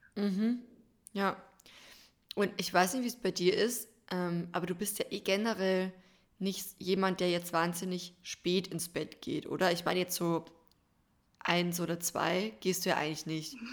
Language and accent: German; Bavarian Forest, Germany; bei uns im Bayerischen Wald